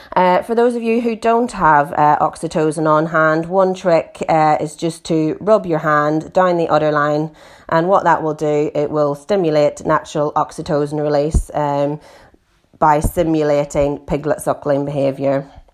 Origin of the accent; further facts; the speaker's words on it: Northern Ireland, United Kingdom; now in East Yorkshire, United Kingdom; as you can hear from my accent, I'm originally from Northern Ireland. I grew up on a pig farm there